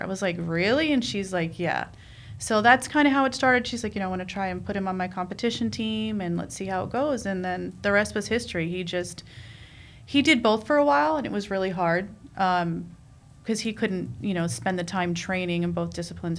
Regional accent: New York City, New York, United States; moved away; I'm I'm from New York. You know, I, I grew up in Queens.

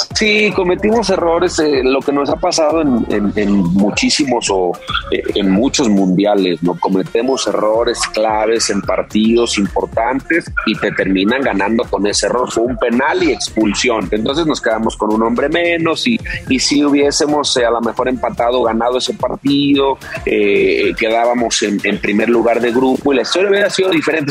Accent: León, Guanajuato, Mexico; Yo soy de León

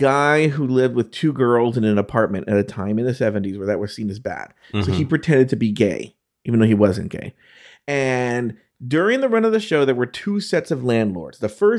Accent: Brooklyn, New York, United States; I'm from Brooklyn. I think it's cool.

